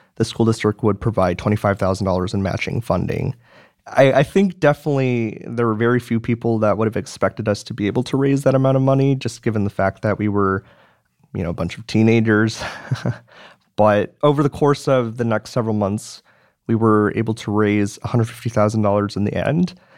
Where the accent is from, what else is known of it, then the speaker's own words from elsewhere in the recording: Madison, Wisconsin, United States; moved away as an adult; So I was born and raised in Madison, Wisconsin. I've I've lived there for 18 years